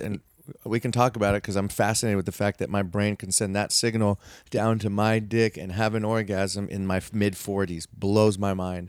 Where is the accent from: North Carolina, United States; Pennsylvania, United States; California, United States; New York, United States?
California, United States; I live in California, I'm from California.